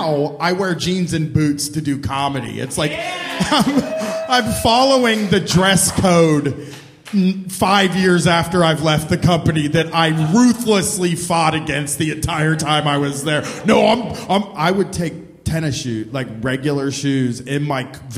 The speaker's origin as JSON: {"language": "English", "town": "Groveport", "region": "Ohio", "country": "United States", "said": "I'm from Groveport, but it is like 10 miles from Columbus."}